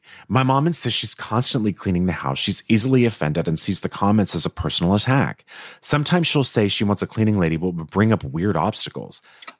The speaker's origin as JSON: {"language": "English", "country": "Canada", "tie": "born or raised there", "said": "My mom is from Japan. I was raised in Canada."}